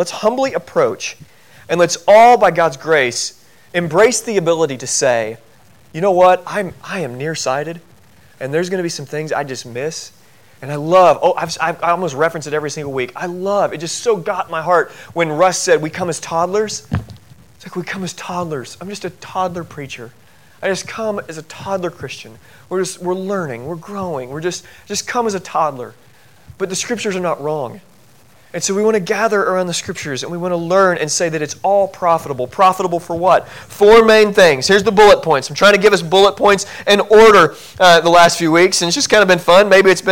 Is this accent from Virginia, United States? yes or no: no; Southern Illinois, United States; I grew up in Southern Illinois